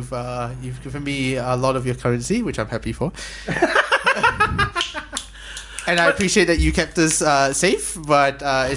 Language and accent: English; Malaysia; also born or lived in Singapore; being Malaysian